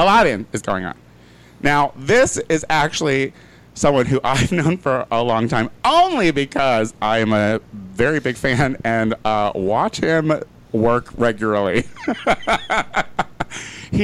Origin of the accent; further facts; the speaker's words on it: Central Illinois, United States; I'm from Central Illinois as well